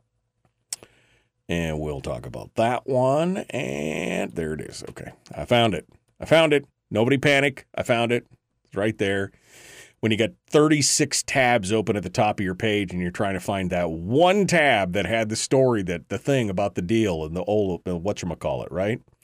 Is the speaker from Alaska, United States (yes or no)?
yes; Alaska, United States; a kid born and raised in Alaska